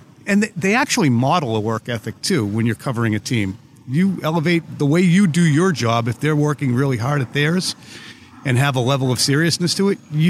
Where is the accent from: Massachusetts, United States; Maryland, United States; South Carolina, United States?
Massachusetts, United States; Boston; I grew up in the Boston area.